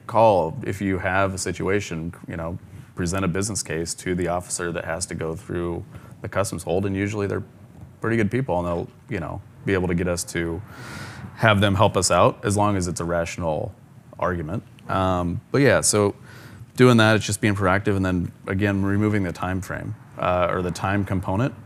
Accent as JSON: {"language": "English", "town": "Ogallala", "region": "Nebraska", "country": "United States", "tie": "born or raised there", "moved": "as an adult", "lives_now": "Atlanta, United States", "said": "I grew up in a similar sized town of Ogallala, Nebraska"}